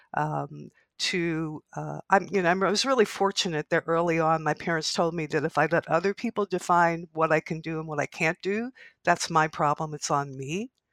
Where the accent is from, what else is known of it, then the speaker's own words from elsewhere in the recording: Canada; somebody who's been in this country for a long time and as a Canadian